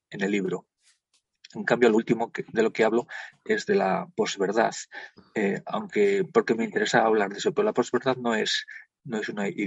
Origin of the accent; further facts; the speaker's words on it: Spain; somos europeos y somos españoles.